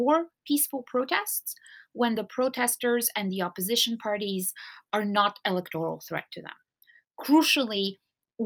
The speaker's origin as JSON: {"language": "English", "country": "Bulgaria", "moved": "yes", "lives_now": "Worcester, United States", "said": "we're both originally from Bulgaria"}